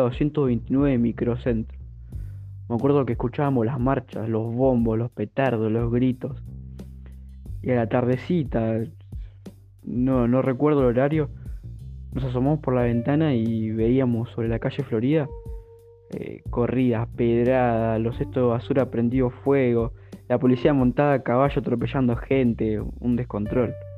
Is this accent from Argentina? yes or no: yes; Argentina; como todo argentino